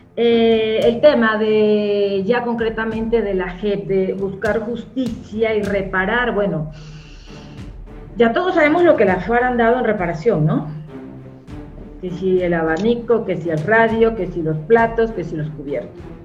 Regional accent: Colombia; como colombiano

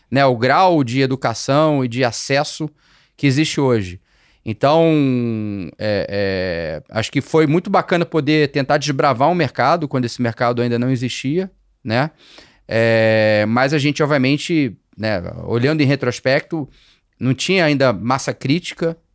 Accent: Rio de Janeiro, Brazil; É, eu ainda morava no Rio, sou carioca, né? Para quem ainda não percebeu

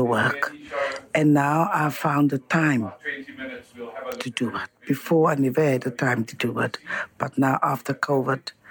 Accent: Cape Town, Western Cape, South Africa; I'm from Crawford

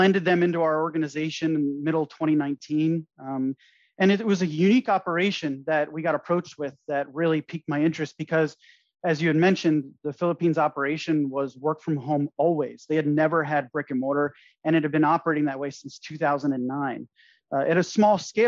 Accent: United States; moved away as an adult; now in Belize; as an American

